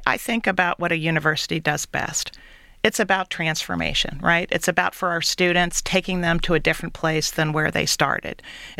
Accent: Cincinnati, Ohio, United States; also born or lived in Illinois; now in Detroit, United States; I grew up in Cincinnati, another Midwestern city that is focused on reinventing itself for the future.

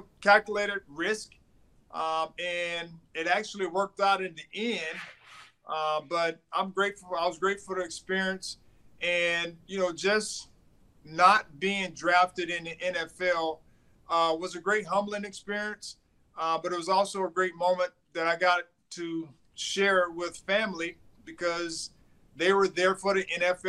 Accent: Thomasville, Georgia, United States; also born or lived in Tallahassee, Florida / New York; I'm from Thomasville, Georgia. It was a small town.

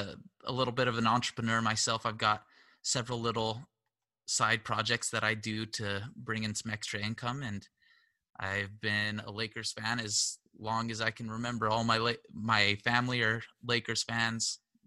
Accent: Southern California, United States; I was born and raised here in Southern California.

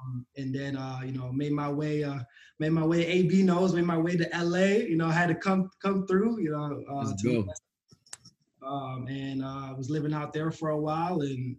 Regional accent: Markham, Ontario, Canada; moved away as an adult; also born or lived in Scarborough / Kansas / Los Angeles; now in United States; So yeah, I grew up in Markham, Ontario. Spent like basically my whole high school, half my elementary school there. So I consider myself like that's where I've been. That's where I've been raised.

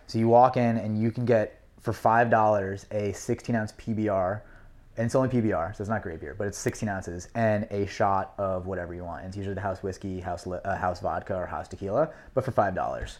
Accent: New York City, New York, United States; I grew up on the Upper East Side

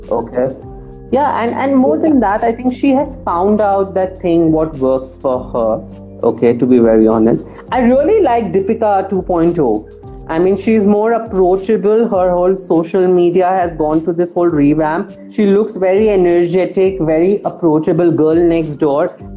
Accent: India; as Indian panorama

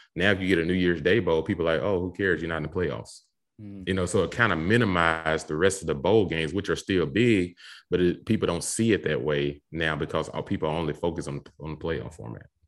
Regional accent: Mississippi, United States; I grew up in Mississippi

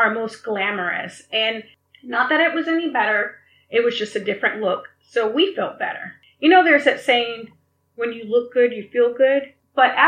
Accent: the South, United States; now in Beverly Hills, United States; Growing up in the South

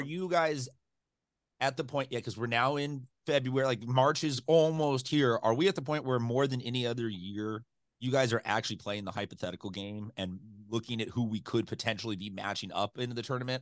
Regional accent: San Diego, California, United States; growing up around San Diego parts

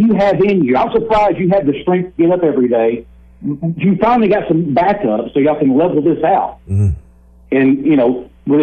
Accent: Texas, United States; now in El Dorado, United States; growing up in Texas

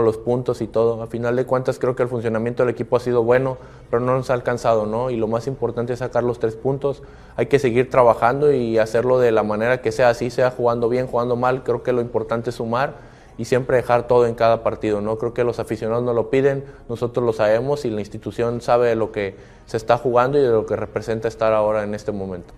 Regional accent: Mexico; como mexicanos

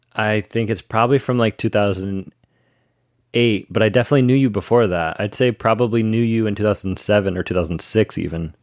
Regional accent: Ann Arbor, Michigan, United States; That's my home, that's my home s, place, my hometown. I'm not from Detroit, but Michigan

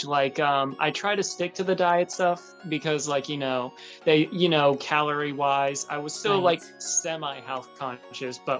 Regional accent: Florida, United States; also born or lived in Maryland; Yes, I was raised in Florida.

